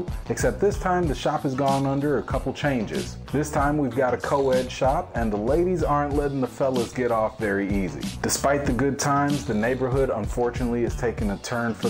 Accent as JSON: {"language": "English", "town": "Chicago", "region": "Illinois", "country": "United States", "said": "As a Chicagoan"}